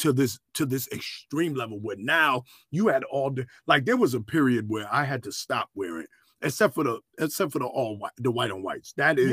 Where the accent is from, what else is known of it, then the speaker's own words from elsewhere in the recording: New York, United States; Well, I'm from New York.